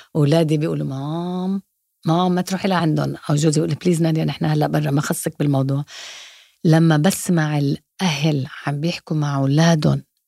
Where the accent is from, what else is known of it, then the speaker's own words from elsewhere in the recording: Dubai, United Arab Emirates; also born or lived in Mexico; انا امي انجليزيه وابوي الله يرحمه فلسطيني وكبرنا وكبرت يعني بدبي بالامارات